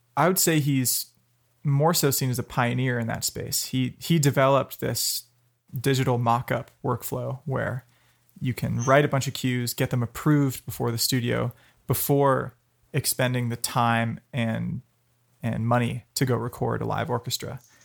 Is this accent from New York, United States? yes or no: no; Palo Alto, California, United States; I grew up in Palo Alto, um, five blocks off Stanford campus